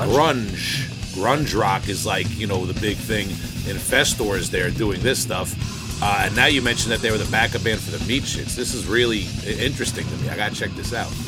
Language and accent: English; Long Island, New York, United States; accent: Long Island; my Long Island accent